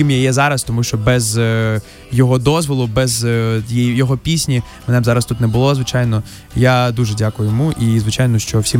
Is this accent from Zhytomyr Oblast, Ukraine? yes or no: no; Mariupol, Donetsk Oblast, Ukraine; ти з Донецька, блін, а я з Маріуполя.